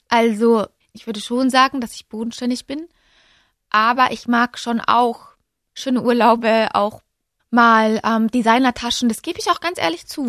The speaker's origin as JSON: {"language": "German", "town": "Munich", "region": "Bavaria", "country": "Germany", "tie": "born or raised there", "said": "Ich bin ja gebürtige Münchnerin"}